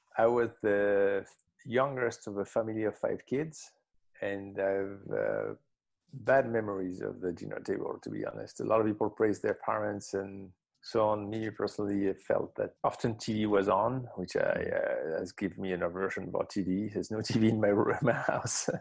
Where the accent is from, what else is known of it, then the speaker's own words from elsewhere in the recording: Marseille, Provence-Alpes-Côte d'Azur, France; I grew up in Marseille, in the south of France